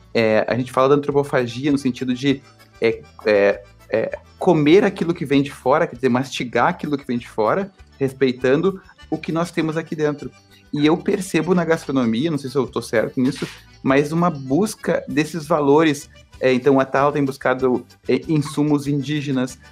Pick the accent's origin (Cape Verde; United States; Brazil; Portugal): Brazil